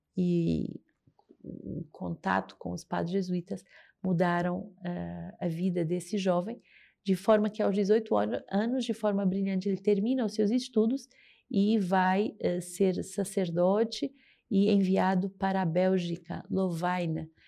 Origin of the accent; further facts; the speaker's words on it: Portugal; moved away as an adult; now in Rio de Janeiro, Brazil; Sou portuguesa e estou aqui há cinco anos na missão do Rio de Janeiro